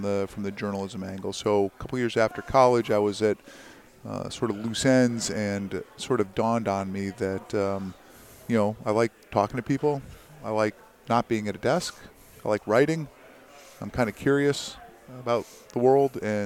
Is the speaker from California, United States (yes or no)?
no; Branford, Connecticut, United States; I grew up in Connecticut